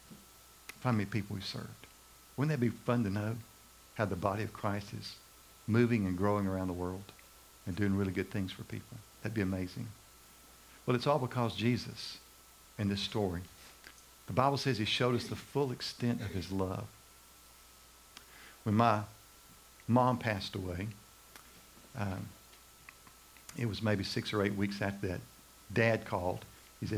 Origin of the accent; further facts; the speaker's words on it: Macon, Georgia, United States; I remember when McDonald's came to Macon, Georgia, my hometown